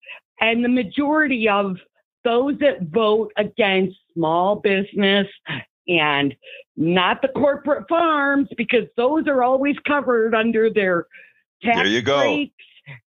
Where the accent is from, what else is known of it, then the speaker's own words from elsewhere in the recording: Southwest Lower Michigan, United States; moved away; I'm a girl from Southwest Lower Michigan, where we're surrounded by Amish and farms.